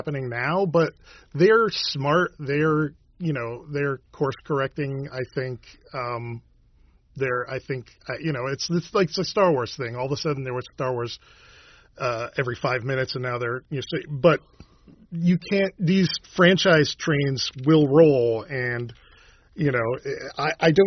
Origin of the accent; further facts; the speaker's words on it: Victor, New York, United States; I'm from Victor